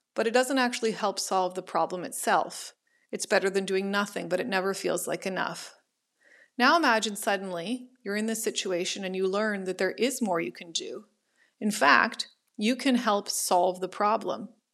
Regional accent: Ottawa, Ontario, Canada; moved away as an adult; now in Toronto, Canada; I was born and raised in Ottawa, but I now live in Toronto

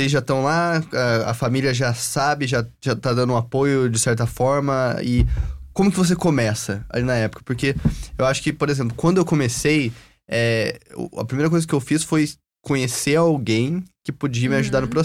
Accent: Porto Alegre, Rio Grande do Sul, Brazil; moved away as an adult; now in United States; Eu sou de Porto né? Alegre, né? Porto Alegre.

